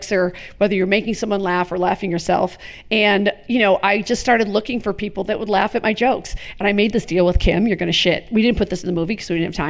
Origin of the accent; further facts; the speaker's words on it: Chicago, Illinois, United States; I grew up in Richard Daley, Chicago